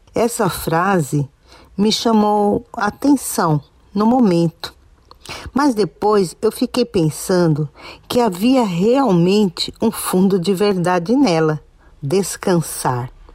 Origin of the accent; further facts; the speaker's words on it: São Caetano do Sul, São Paulo, Brazil; sou da cidade de São Caetano do Sul, São Paulo